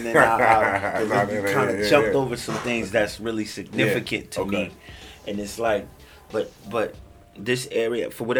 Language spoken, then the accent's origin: English; Willingboro, New Jersey, United States; I'm from Jersey, Willingboro, New Jersey.